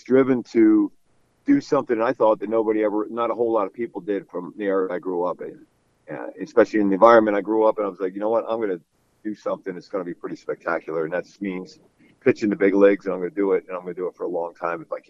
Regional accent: Philadelphia, Pennsylvania, United States; growing up in Philly

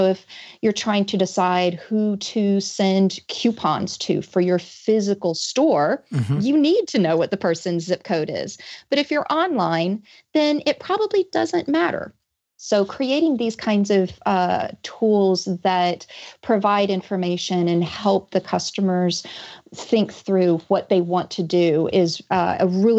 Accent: Georgia, United States; I am. Yes. I've mostly lost my accent, but if you listen to me speak to my mother on the phone or if I get really mad

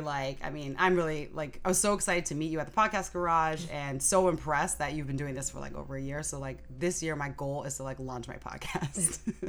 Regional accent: San Francisco, California, United States; I'm half Japanese, half Nigerian, so I speak fluent Japanese, spent summers there as a kid, so growing up in San Francisco is great for that kind of community.

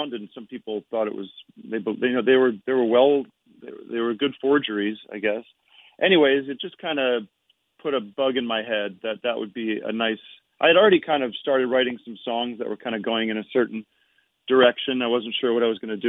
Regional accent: Allentown, Pennsylvania, United States; moved away as an adult; now in California, United States; I'm from back east. I'm from Allentown, Pennsylvania

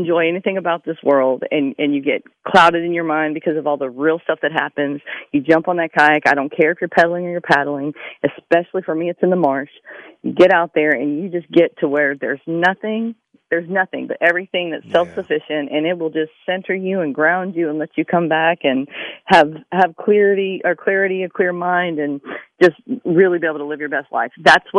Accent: Tennessee, United States; moved away as an adult; now in Hitchcock, United States; I grew up in Tennessee bass fishing. And when I got down here to Texas, when I got out of service, I moved down here to Hitchcock and hooked in a redfish and a trout.

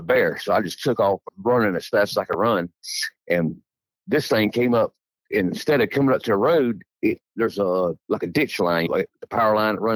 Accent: Edgefield County, South Carolina, United States; I grew up in Edgefield County, South Carolina, and I lived there my whole life

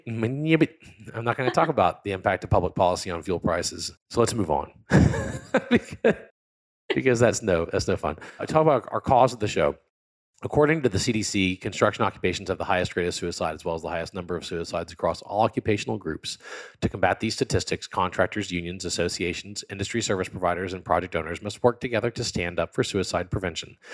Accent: Baton Rouge, Louisiana, United States; I'm from South Louisiana. I was born and raised in the, uh, Baton Rouge area.

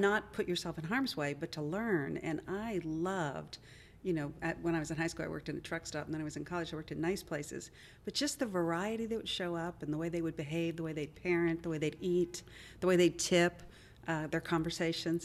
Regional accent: Wheeling, West Virginia, United States; moved away as an adult; also born or lived in Dayton, Ohio; now in Nashville, United States; Grew up in Wheeling, West Virginia, school in Dayton, Ohio, and then came to Nashville

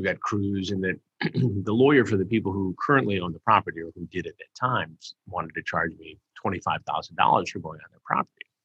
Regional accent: Detroit, Michigan, United States; I grew up in Detroit

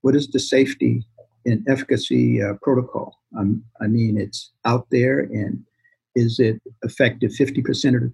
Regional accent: Boston, Massachusetts, United States; I grew up in Boston

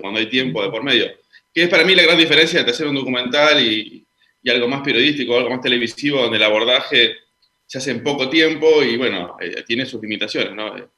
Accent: Neuquén, Argentina; moved away; yo soy oriundo de Neuquén

